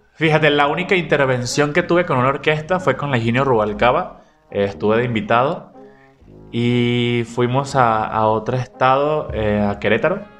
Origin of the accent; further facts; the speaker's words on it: Venezuela; now in Guadalajara, Mexico; como venezolanos